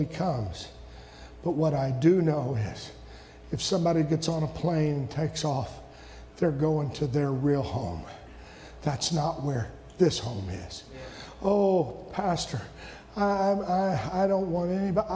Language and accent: English; United States; I'm an American citizen